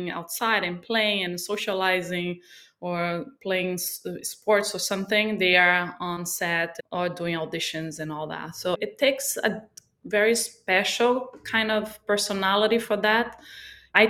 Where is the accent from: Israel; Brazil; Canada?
Brazil; moved away as an adult; also born or lived in Miami, United States / New York City, United States; now in Sag Harbor, United States; I'm from Brazil. I came to the United States about 23 years ago